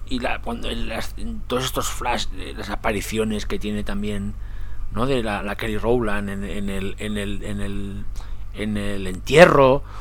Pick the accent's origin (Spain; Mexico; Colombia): Spain; Catalonia; soy catalán